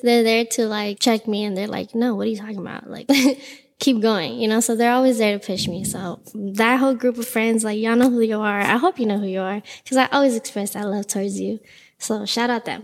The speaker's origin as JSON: {"language": "English", "town": "Los Angeles", "region": "California", "country": "United States", "tie": "born or raised there", "said": "I am born and raised in Los Angeles"}